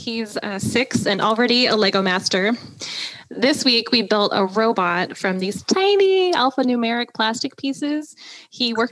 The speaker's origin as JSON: {"language": "English", "region": "Washington", "country": "United States", "tie": "born or raised there", "said": "I was born and raised in Washington"}